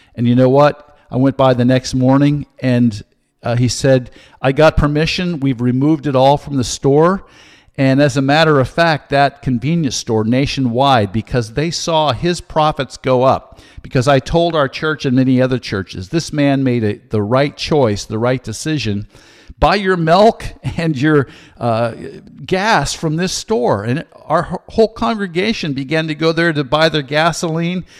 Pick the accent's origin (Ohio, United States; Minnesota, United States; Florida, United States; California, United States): California, United States; Santa Cruz; I was raised in California